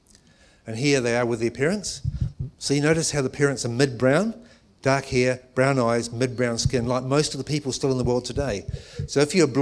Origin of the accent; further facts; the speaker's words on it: England, United Kingdom; now in New Zealand; I'm actually Pākehā Pākehās because I was born in England